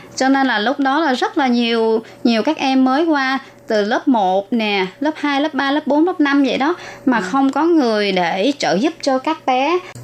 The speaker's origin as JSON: {"language": "Vietnamese", "region": "Ba Ria-Vung Tau", "country": "Vietnam", "tie": "born or raised there", "also_born_or_lived": "Bến Tre", "moved": "as an adult", "lives_now": "Taoyuan, Taiwan", "said": "em ở Việt Nam, quê ở Bà Rịa Vũng Tàu và em qua Đài Loan được 19 năm."}